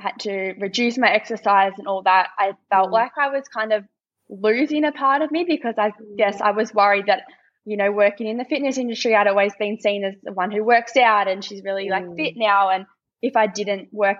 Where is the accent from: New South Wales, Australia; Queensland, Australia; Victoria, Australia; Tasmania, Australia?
Victoria, Australia; Warragul; where I used to live, in my hometown